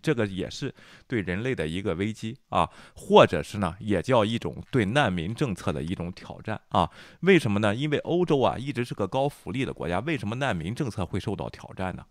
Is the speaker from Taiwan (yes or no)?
no; China; 咱们中国